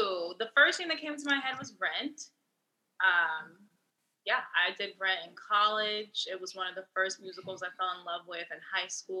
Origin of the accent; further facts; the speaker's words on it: Cincinnati, Ohio, United States; I'm actually from Cincinnati. I grew up about 20 minutes away from campus. And a cute little neighborhood called Northside